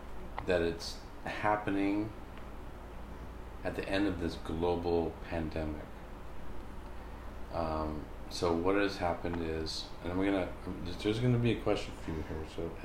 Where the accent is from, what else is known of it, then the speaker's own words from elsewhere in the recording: United States; it's something that, as an American person, I've been aware of all my life.